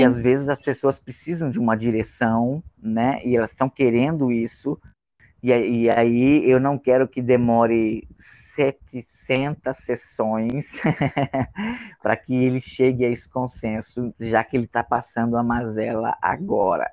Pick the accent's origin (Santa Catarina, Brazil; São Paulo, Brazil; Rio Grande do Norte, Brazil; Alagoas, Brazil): Rio Grande do Norte, Brazil; eu sou do Rio Grande do Norte